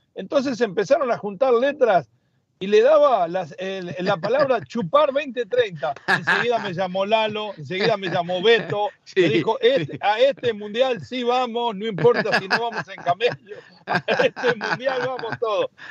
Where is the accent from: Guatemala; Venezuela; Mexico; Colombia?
Mexico; somos los mexicanos